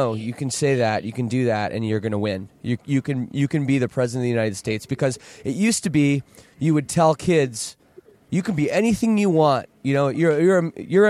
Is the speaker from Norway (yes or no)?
no; Canada; I'm Canadian